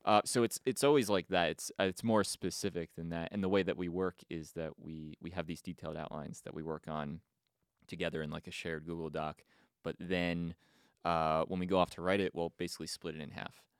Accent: East Brunswick, New Jersey, United States; moved away as an adult; now in Los Angeles, United States; I grew up in Jersey, East Brunswick

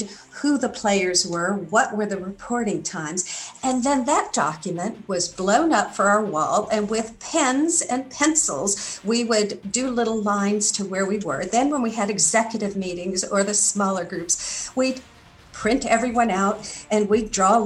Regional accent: Santa Barbara, California, United States; moved away; also born or lived in Hawaii / Arkansas; I grew up on the West Coast, specifically Santa Barbara, California of the USA

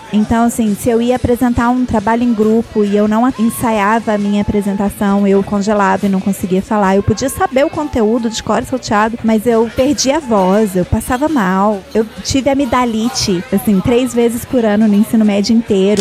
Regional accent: Belo Horizonte, Minas Gerais, Brazil; moved away; also born or lived in Ouro Preto; Eu nasci em Belo Horizonte

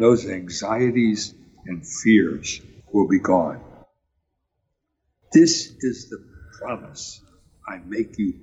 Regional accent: Wilkes-Barre, Pennsylvania, United States; as a boy growing up in Wilkes-Barre

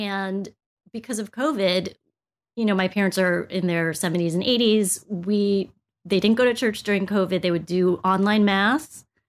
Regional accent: United States; I was born here in the States

